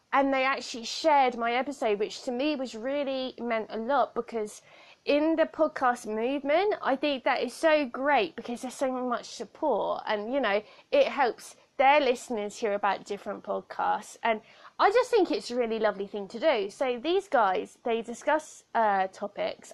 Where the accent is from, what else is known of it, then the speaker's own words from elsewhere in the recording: Southampton, South East England, United Kingdom; accent: weird accent; I have a weird accent because I was raised by someone that um, is from like the outskirts of London. I come from Southampton, so our accents are slightly different